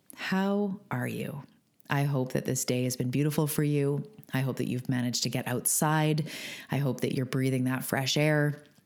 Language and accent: English; Canada; I'm a Canadian